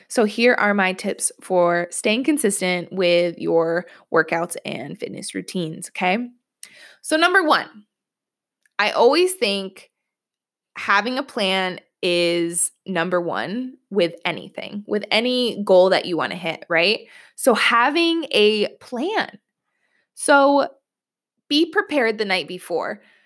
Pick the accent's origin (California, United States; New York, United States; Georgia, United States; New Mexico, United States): New York, United States; I'm from New York. I live in New York.